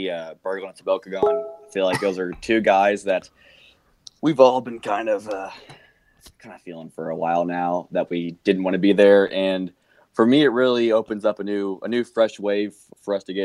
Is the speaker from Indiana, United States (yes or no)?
yes; Indiana, United States; I'm from Indiana, so hockey isn't too popular here